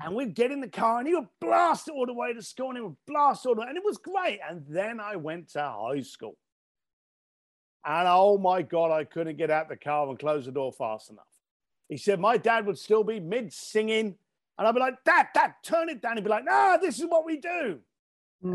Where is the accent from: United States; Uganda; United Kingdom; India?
United Kingdom